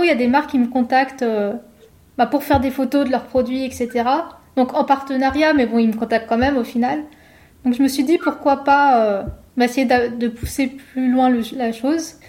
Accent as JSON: {"language": "French", "area": "Savoie", "region": "Auvergne-Rhône-Alpes", "country": "France", "tie": "born or raised there", "also_born_or_lived": "Paris / Lyon", "moved": "as an adult", "said": "je suis de Savoie et j'ai toujours été attachée à mes montagnes, j'ai vécu à la campagne"}